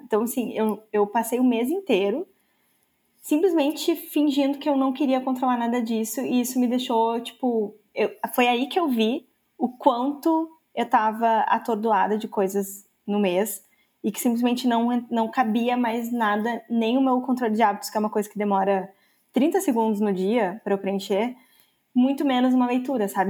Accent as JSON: {"language": "Portuguese", "country": "Brazil", "said": "eu sou brasileira"}